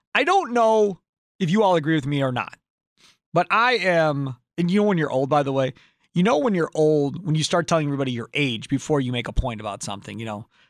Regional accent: Kenosha, Wisconsin, United States; living here my whole life in Wisconsin, growing up in Kenosha

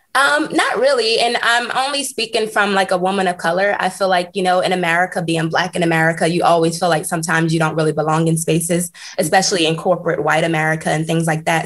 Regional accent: United States; moved away as an adult; also born or lived in Switzerland; now in Portland, United States; I'm a part of the Black culture and I'm American

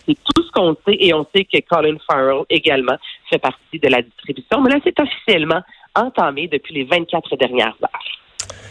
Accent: Varennes, Quebec, Canada; je viens de Varennes

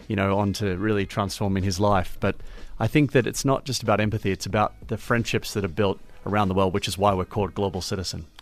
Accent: Melbourne, Victoria, Australia; I grew up in Melbourne, Australia, as you can probably hear from my accent

